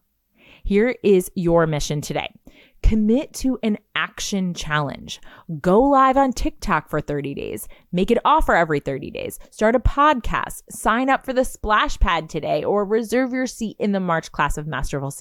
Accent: Garden City, United States; born or raised there

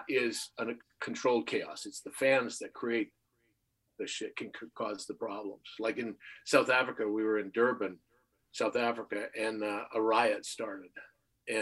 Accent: Canada; growing up in Canada

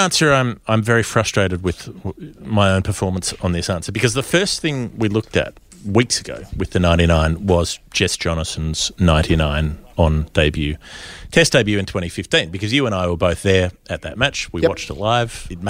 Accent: Queensland, Australia; I say this as a Queenslander, of course.

